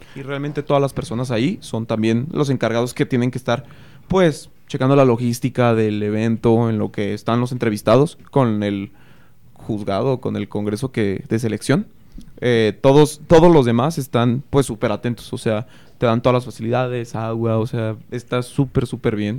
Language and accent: Spanish; Cortazar, Guanajuato, Mexico; yo sí soy de aquí. Eh, llevo aquí toda, toda mi vida, Cortázar Celaya